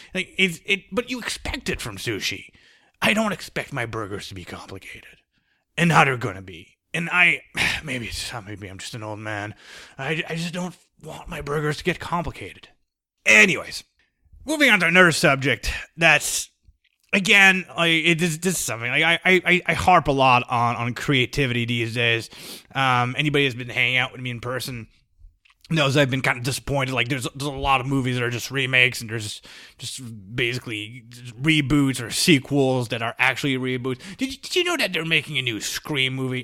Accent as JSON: {"language": "English", "country": "United States", "said": "I'm American"}